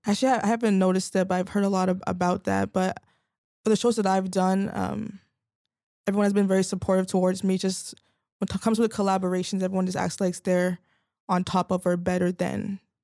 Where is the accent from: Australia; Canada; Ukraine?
Canada; Vaughan, Ontario; I actually grew up in Vaughan